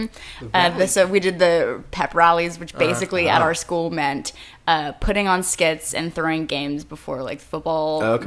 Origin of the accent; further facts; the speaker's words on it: Saratoga, California, United States; I grew up in the Bay Area